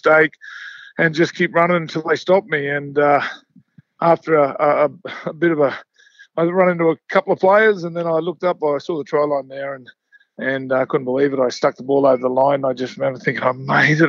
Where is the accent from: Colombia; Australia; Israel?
Australia; Mackay, Queensland; moved away; I'm a kid from Mackay